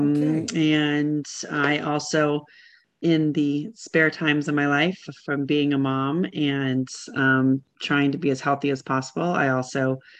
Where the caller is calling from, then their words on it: Richmond, Virginia, United States; I am calling from Richmond, Virginia.